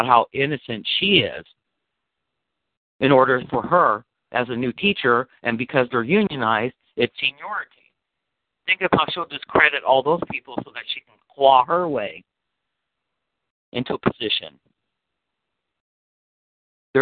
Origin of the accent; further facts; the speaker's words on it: United States; I'm an American motherfucker